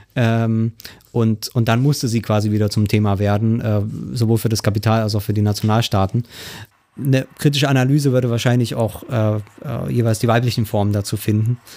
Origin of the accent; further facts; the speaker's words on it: eastern Germany, Germany; bin ja Ossi, kann man so sagen. Ähm, also das heißt, äh, schon in der BRD geboren, aber äh, im Osten oder in den neuen Bundesländern, wie es dann so schön heißt, aufgewachsen.